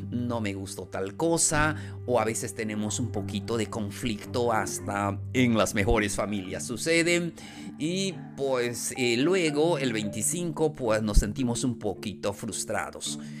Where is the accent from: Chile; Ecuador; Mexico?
Mexico; especialmente acá en México, nosotros como mexicanos mm, dejamos hasta el último momento las cosas.